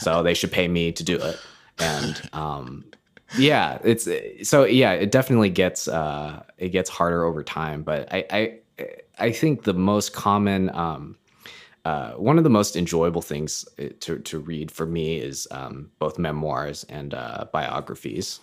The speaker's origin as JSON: {"language": "English", "country": "United States", "moved": "as an adult", "lives_now": "Canada", "said": "I'm American, but, uh, live in Canada"}